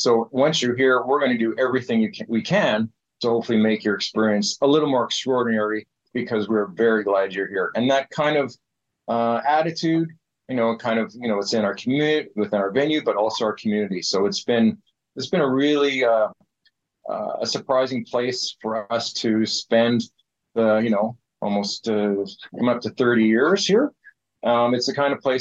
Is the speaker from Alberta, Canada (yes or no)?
yes; Calgary, Alberta, Canada; now in Prince George, Canada; I grew up in Calgary